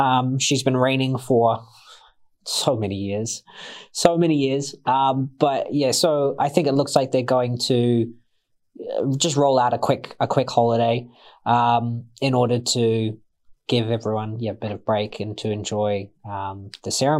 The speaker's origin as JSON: {"language": "English", "country": "Australia", "moved": "yes", "lives_now": "New Zealand", "said": "I am Australian"}